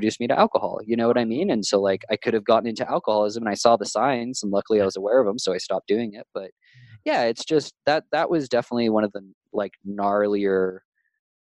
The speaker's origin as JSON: {"language": "English", "region": "California", "country": "United States", "tie": "born or raised there", "said": "growing up in California"}